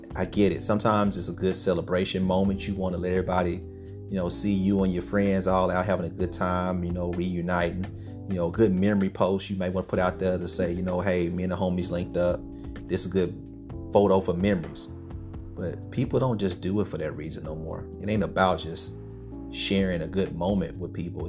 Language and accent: English; Stuttgart, Arkansas, United States; moved away; my hometown, Sugartown, Stuttgart